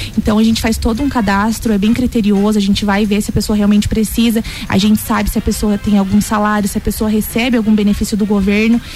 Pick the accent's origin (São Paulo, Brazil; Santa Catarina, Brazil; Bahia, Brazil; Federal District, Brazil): Santa Catarina, Brazil; Joinville; moved away as an adult; now in Lages, Brazil; faz sete anos que eu me mudei aqui para Laje, sou natural de Joinville